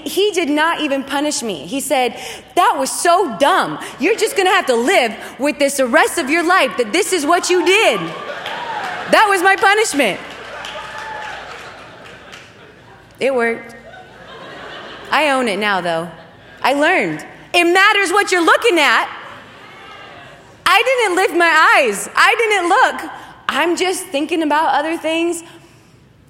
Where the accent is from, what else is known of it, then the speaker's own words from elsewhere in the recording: Oregon, United States; where I grew up in Oregon, we got a lot of snow